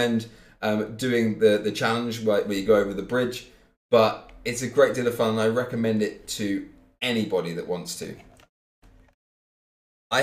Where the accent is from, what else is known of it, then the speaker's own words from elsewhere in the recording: Cambridge, East of England, United Kingdom; I was born in Cambridge. I lived in Cambridge most of my life